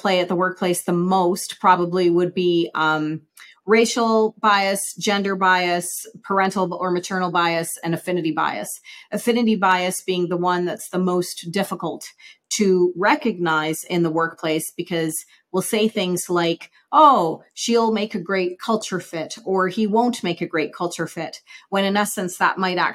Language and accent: English; Saskatoon, Saskatchewan, Canada; moved away as an adult; now in Calgary, Canada; I grew up in Saskatoon, Saskatchewan, and moved to Calgary in 94